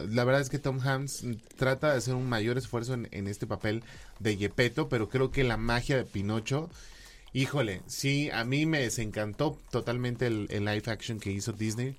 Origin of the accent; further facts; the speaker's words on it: Mexico; somos pocos los mexicanos que hemos llegado a, a Estados Unidos